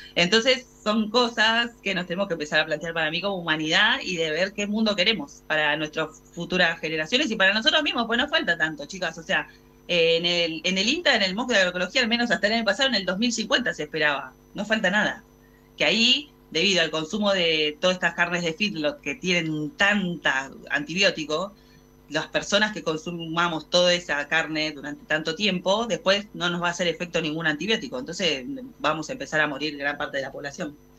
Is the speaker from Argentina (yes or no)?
yes; Argentina